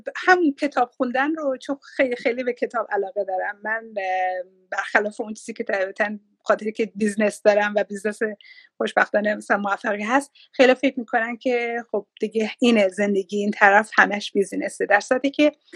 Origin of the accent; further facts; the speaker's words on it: Iran; moved away as an adult; now in Australia; ایران رو گذاشتم